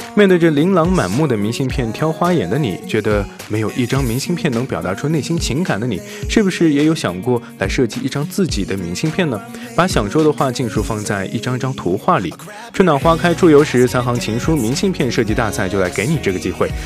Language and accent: Chinese; northern China, China; 因为我是北方人，比较喜欢那种重口味儿一点的